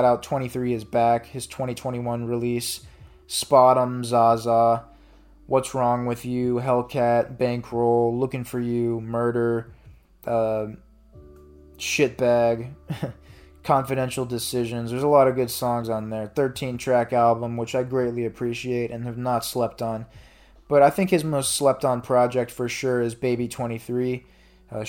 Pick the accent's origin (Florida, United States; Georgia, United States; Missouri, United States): Missouri, United States; St. Louis; my hometown of St. Louis